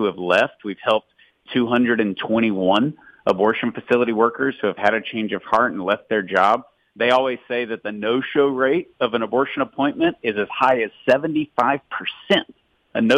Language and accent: English; Tyler, Texas, United States; I'm from Tyler, Texas, which is literally 3 or 4% Catholic